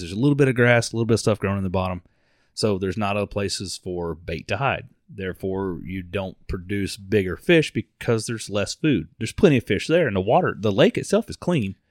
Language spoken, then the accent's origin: English; Mount Dora, Florida, United States; we grew up in Mount Dore. We grew up fishing on Lake Ola